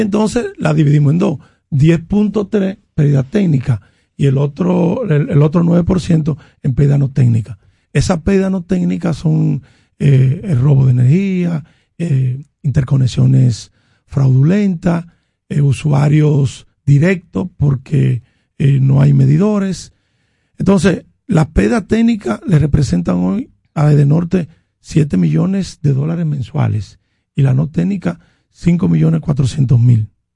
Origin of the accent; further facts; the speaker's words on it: Dominican Republic; en mi barrio en La Joya